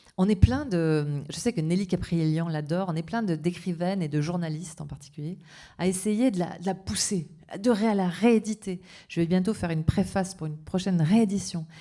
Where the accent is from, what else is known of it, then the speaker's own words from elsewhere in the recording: south-west France, France; accent: sud-ouest; mon accent du sud-ouest